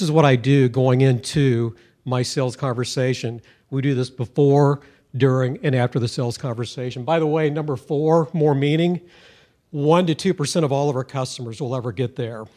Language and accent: English; Missouri, United States; I'm from Missouri